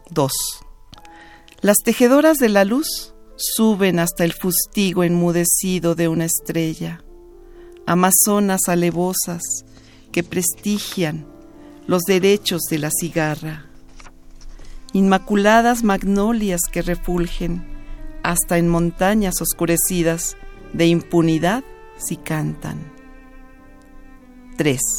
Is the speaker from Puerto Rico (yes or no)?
no; Mexico City, Mexico; also born or lived in Jalisco; yo nací en el Distrito Federal, pero mis papás los dos son de Jalisco